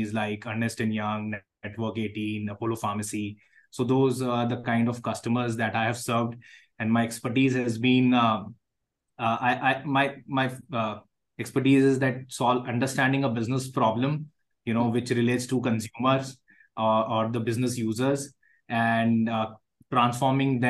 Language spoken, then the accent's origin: English; Jaipur, Rajasthan, India; I come from Jaipur, which is a tier two, so-called